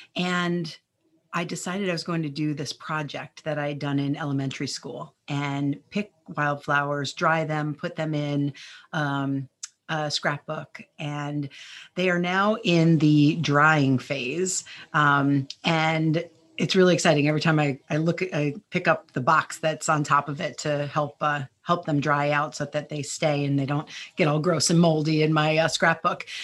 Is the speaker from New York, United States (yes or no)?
no; New Jersey, United States; also born or lived in Chicago area; now in Chicago, United States; I grew up in New Jersey, so we would go to the Jersey Shore.